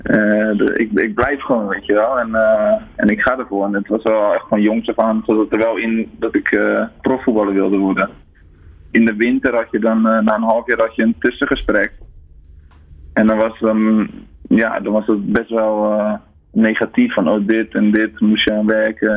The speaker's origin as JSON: {"language": "Dutch", "town": "Ouderkerk aan den IJssel", "region": "South Holland", "country": "Netherlands", "said": "Ik kom, ik kom uit Oudekerk aan de IJssel, dat is een heel klein dorpje"}